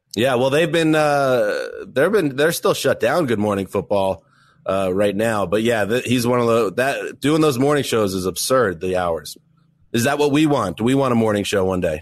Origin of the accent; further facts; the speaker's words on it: Northeast, United States; Mike and the Mad Dog were so important uh, growing up in the Northeast to us